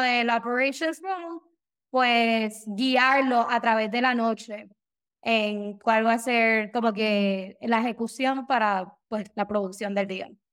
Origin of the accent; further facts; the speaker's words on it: San Juan, Puerto Rico; moved away as an adult; now in Daytona, United States; Yo me crié en Puerto Rico, eh, por San Juan, por el área de Cupey